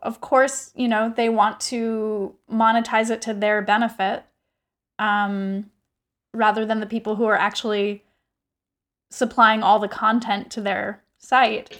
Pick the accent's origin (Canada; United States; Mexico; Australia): United States; I am regularly as an American